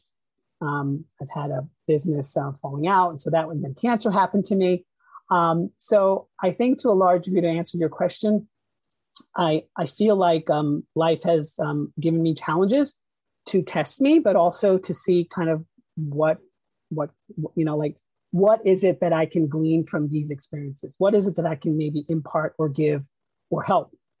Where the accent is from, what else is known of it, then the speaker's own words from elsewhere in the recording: Peekskill, New York, United States; also born or lived in Mumbai, India; Grew up in a little town called Peekskill, which is in Westchester County